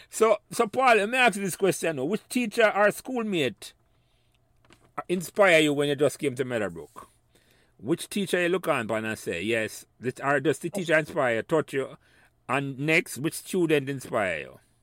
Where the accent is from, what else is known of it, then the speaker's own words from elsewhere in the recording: Jamaica; moved away as an adult; when we were growing up in Jamaica.